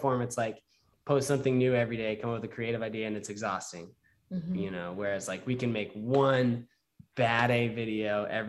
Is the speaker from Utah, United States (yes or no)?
yes; Utah, United States; moved away as an adult; I was raised in Utah